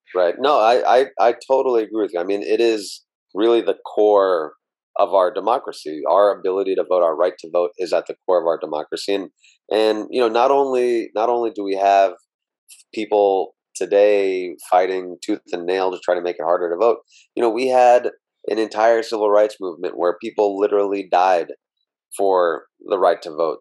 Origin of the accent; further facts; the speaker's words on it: Meridian, Mississippi, United States; moved away as an adult; I was born in Mississippi in a small town called Meridian uh, born and raised there uh, until I went off to, to college at Stanford